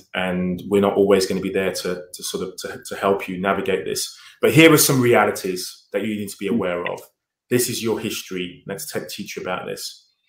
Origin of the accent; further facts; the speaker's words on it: London, United Kingdom; Yeah, so I mean, I suppose, you know, given that I'm 50 years old, the 70s was a long time ago